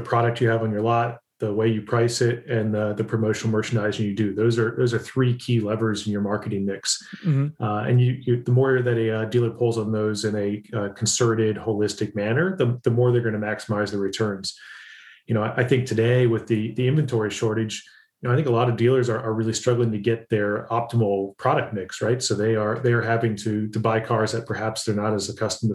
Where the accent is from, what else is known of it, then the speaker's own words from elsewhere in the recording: central Ohio, United States; moved away as an adult; now in Atlanta, United States; I originally grew up in central Ohio, but have lived in the Southeast